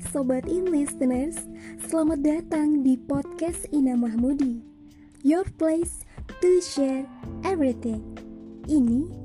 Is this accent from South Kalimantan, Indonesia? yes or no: yes; Banjar, South Kalimantan, Indonesia; gue lahir dan besar di Banjar, Kalimantan Selatan.